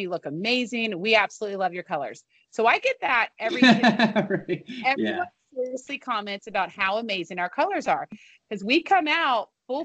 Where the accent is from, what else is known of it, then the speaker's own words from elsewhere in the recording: Pensacola, Florida, United States; also born or lived in Miami; now in Atlanta, United States; born in Miami. Moved when I was little to Pensacola